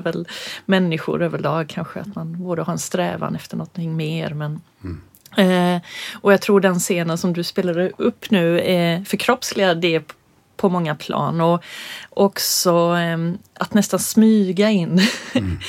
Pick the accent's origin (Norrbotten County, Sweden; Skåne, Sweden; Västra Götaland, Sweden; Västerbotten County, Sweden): Skåne, Sweden; Örkelljunga; also born or lived in Stockholm; vi båda gick folkdans i Örkelljunga. När vi flyttade ner från Stockholm så var det det första jag slussades in i som förortsbarn